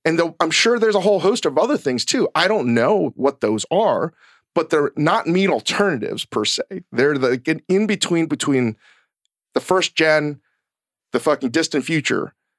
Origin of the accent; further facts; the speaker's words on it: Virginia, United States; growing up in Virginia